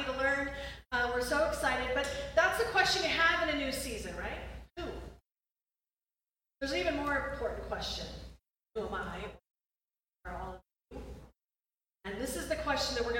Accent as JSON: {"language": "English", "town": "Rochester", "region": "New York", "country": "United States", "tie": "born or raised there", "also_born_or_lived": "New Hampshire", "moved": "as an adult", "said": "I grew up in Rochester, New York"}